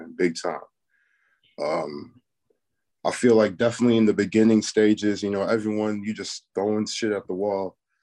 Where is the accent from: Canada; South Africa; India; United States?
United States; Chicago, Illinois; moved away as an adult; now in West Coast, United States; From Chicago. Been out, man. I've been on the West Coast now for like a year, going on 2 years now. But I'm originally from Rogers Park